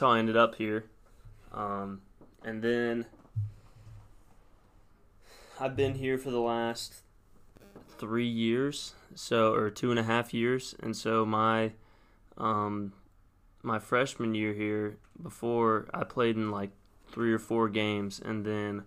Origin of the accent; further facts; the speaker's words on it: Hillsboro High School and Brentwood High, Tennessee, United States; my freshman and sophomore year of high school, I went to Hillsboro High School